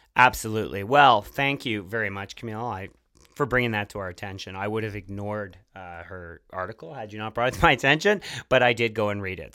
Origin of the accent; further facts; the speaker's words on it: Montreal, Quebec, Canada; the City of Montreal, my hometown